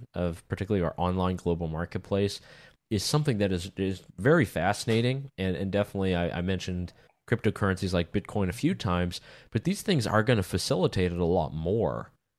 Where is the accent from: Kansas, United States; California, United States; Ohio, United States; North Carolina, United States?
North Carolina, United States; I mean, growing up in North Carolina, I saw the ABC store